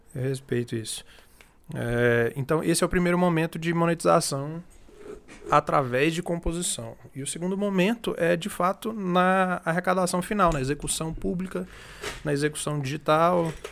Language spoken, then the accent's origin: Portuguese; Palmas, Tocantins, Brazil; moved away as an adult; also born or lived in Rio Verde, Goiás; now in Goiânia, Brazil; Eu nasci em Rio Verde, mas eu cresci em Palmas, no Tocantins.